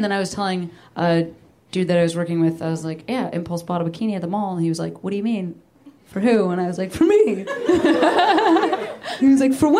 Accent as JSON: {"language": "English", "town": "Chicago", "region": "Illinois", "country": "United States", "tie": "born or raised there", "also_born_or_lived": "New York", "moved": "yes", "lives_now": "Los Angeles, United States", "said": "we grew up in neighboring towns in Chicago"}